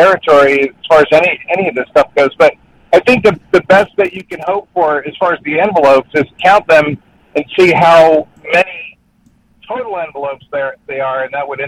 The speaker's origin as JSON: {"language": "English", "region": "New Jersey", "country": "United States", "said": "I'm in Napanee, Indiana, but I'm from New Jersey, but I'm a truck driver"}